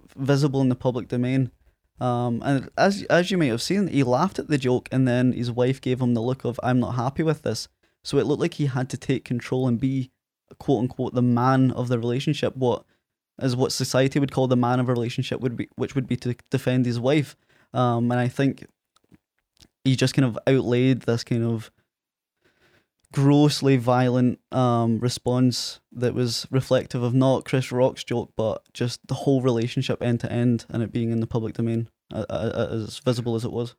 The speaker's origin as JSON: {"language": "English", "town": "Prestwick", "region": "Scotland", "country": "United Kingdom", "tie": "born or raised there", "also_born_or_lived": "Ayr", "accent": "Scottish", "said": "Presswick, my hometown where Craig's from, uh, and explained it was on the west coast of Scotland"}